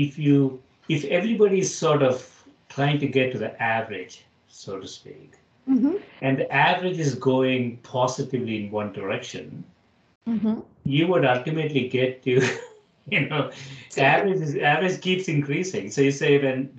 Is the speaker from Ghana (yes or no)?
no; India; now in United States; I grew up in India